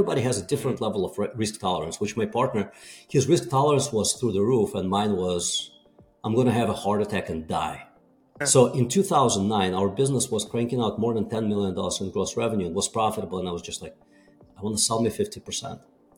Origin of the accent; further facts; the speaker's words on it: Russia; English is a second language; moved away; So I was born and raised in Soviet Union.